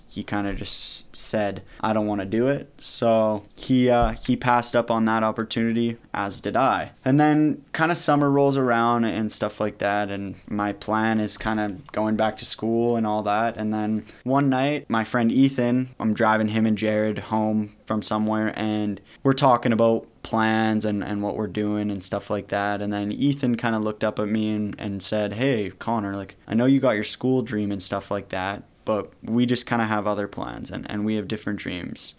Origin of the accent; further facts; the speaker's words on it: St. Albert, Alberta, Canada; my hometown, which is Saint Albert.